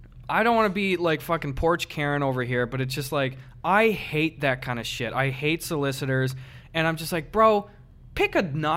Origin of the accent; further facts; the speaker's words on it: Midwest, United States; I grew up with Samoas in the Midwest.